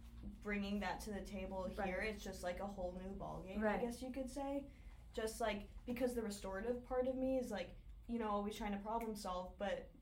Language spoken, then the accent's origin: English; Northern New Jersey, United States; I'm from Northern New Jersey